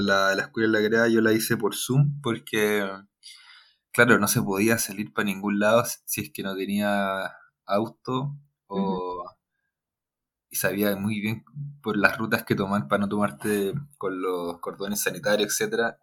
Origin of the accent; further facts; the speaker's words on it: Talca, Maule, Chile; moved away as an adult; now in Santiago, Chile; soy de Talca, estudié en Santiago, vivo en Santiago, desde que entré a la, a la carrera